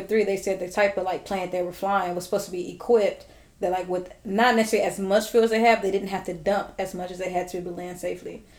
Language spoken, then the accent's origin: English; Los Angeles, California, United States; I grew up in South